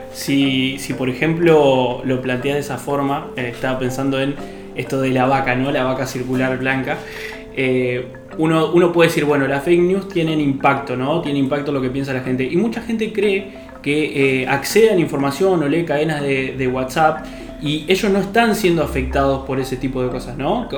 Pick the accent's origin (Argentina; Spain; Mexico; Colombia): Argentina; somos 45 millones de argentinos